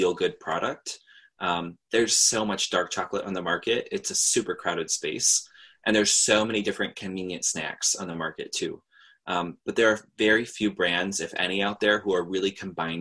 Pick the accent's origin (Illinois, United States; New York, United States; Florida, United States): New York, United States; I'm from New York, so I can't really say that I've grown up in a super hate-filled society